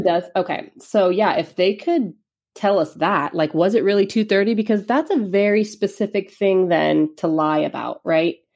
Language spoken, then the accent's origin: English; Los Angeles, California, United States; now in Eugene, United States; I'm from Los Angeles area